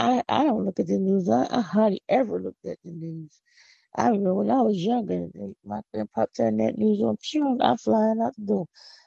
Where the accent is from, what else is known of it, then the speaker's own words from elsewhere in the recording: Philadelphia, Pennsylvania, United States; I'm from Philly. I'm not from the country. I don't have no country accent. I don't know what you're talking about. I don't talk country. Philly is where I'm from.